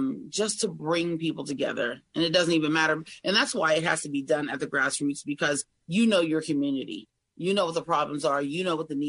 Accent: Greene County, Pennsylvania, United States; also born or lived in Washington County, Pennsylvania; now in Allegheny County, United States; I've lived most of my life in Washington County. I was raised in Greene County, okay, but I moved to Allegheny County a little over a year ago

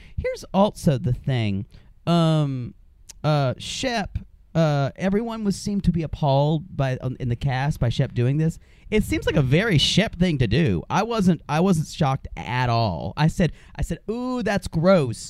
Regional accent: South Carolina, United States; I'm from South Carolina

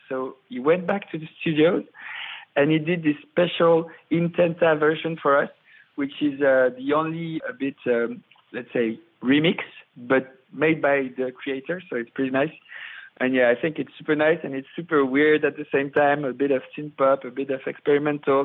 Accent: Paris, Île-de-France, France; I'm from Paris uh, at the beginning

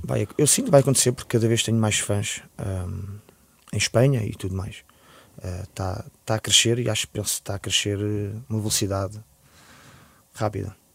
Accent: Lisbon, Portugal; born or raised there

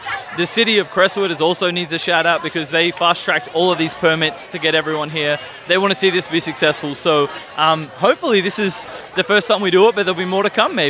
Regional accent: Melbourne, Victoria, Australia; moved away as an adult; now in St. Louis, United States; So originally from Melbourne, Australia. Long story short, I was an exchange student back in 2006 at Drury in Springfield, Missouri.

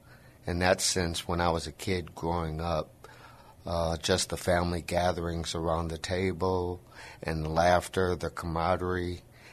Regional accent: Michigan, United States; also born or lived in Indiana; now in San Antonio, United States; I'm from Michigan. I was born and raised. I grew up in a small town between Chicago and Detroit.

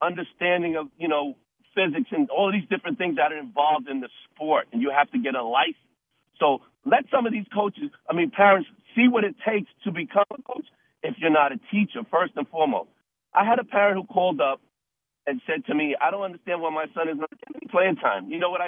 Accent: Mount Vernon, New York, United States; I'm from Mount Vernon, New York

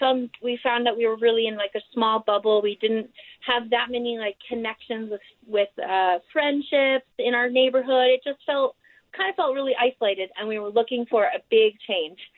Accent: New York, United States; also born or lived in Austin, Texas; now in Kanab, United States; we're originally from New York

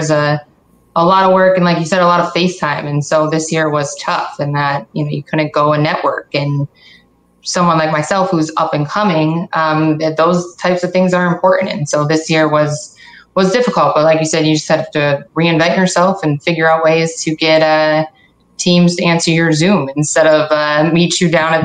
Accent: Syracuse, New York, United States; moved away as an adult; also born or lived in Akron, Ohio; I'm from Syracuse. Wanted to go back home

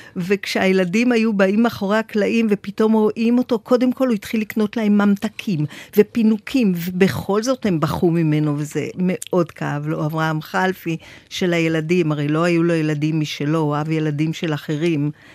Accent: Tel Aviv, Tel Aviv District, Israel; גדלתי בתל אביב, פלורנטין

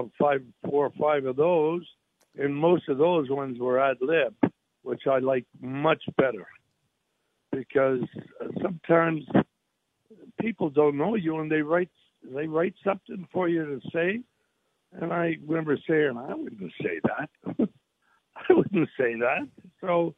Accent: Canada; now in United States; I was born in Canada, so I'm a Canadian. I live in the United States and became an American citizen.

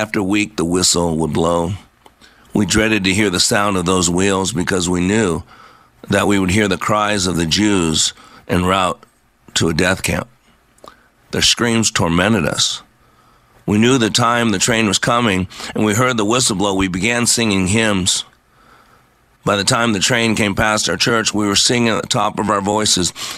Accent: United States; I am an American.

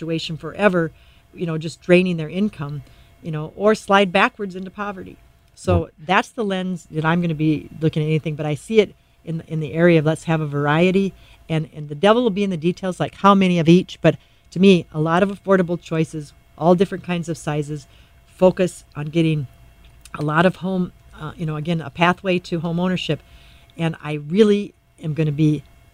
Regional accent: Doland, South Dakota, United States; now in Sioux Falls, United States; I grew up in Dolan, South Dakota.

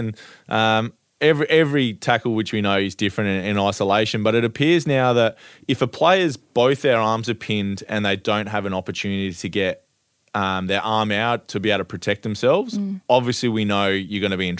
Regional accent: Ardrossan, South Australia, Australia; my hometown of Ardrossan on the Eyre Peninsula in South Australia

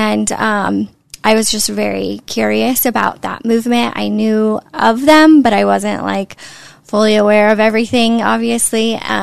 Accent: Northern California, United States; I'm from Northern California, and San Francisco was in my backyard

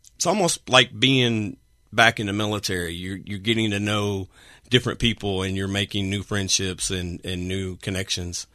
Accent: Arkansas / Texas, United States; now in Washington, Pennsylvania, United States; I'm originally from Arkansas

